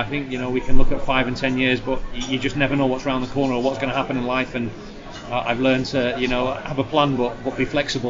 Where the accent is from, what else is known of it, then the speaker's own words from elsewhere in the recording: Blackpool, North West England, United Kingdom; my journey growing up in Blackpool to where I am today